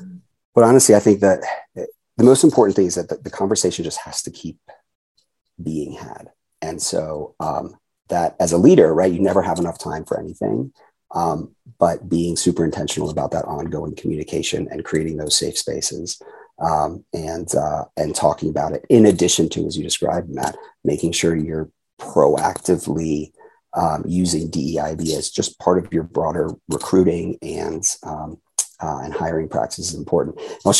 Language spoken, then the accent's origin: English; Japan; born there; And so I had 44 years going back to when I was born in Japan, this idea that, again, differences are to be celebrated and cherished.